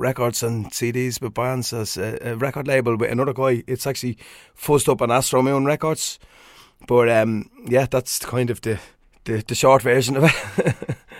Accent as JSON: {"language": "English", "town": "Swords", "region": "Leinster", "country": "Ireland", "tie": "born or raised there", "said": "my hometown of Swords"}